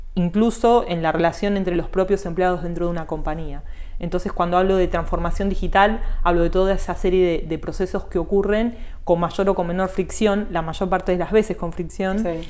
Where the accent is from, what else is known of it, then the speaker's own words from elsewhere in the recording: Morón, Buenos Aires Province, Argentina; now in Olivos, Argentina; yo nací en Morón